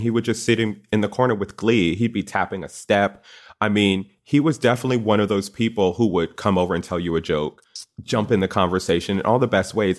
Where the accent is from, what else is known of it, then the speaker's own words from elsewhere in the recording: Connecticut, United States; I went to Yukon, Go Huskies, 'cause I'm from Connecticut